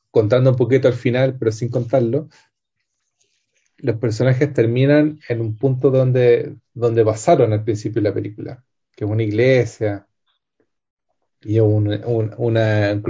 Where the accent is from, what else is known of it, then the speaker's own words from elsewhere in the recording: Temuco, Araucanía, Chile; la casa que yo vivía cuando chico en Temuco, la compraron un supermercado y hicieron un estacionamiento